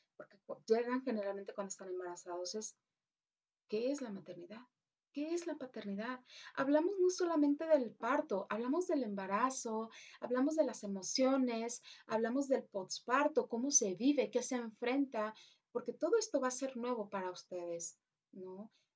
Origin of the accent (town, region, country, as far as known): Mexico